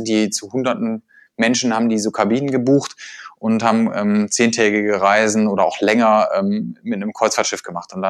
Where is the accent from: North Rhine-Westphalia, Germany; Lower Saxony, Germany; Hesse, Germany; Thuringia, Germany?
North Rhine-Westphalia, Germany; Essen; und ich komme ja auch aus Essen und äh, hier gibt's keine Berge und kein Meer.